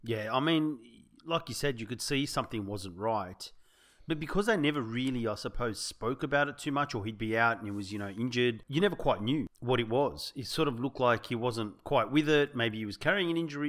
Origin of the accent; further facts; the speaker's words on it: Sydney, New South Wales, Australia; We grew up in the South Sydney area